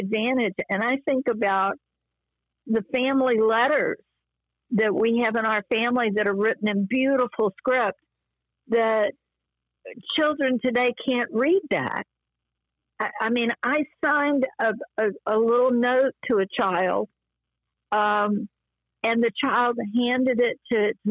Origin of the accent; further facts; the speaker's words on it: the South, United States; I'm from the South and my dad was a businessman in the South